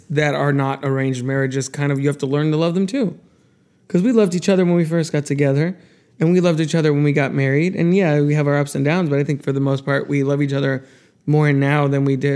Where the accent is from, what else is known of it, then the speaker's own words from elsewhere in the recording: New Jersey, United States; Well, I'm from New Jersey too.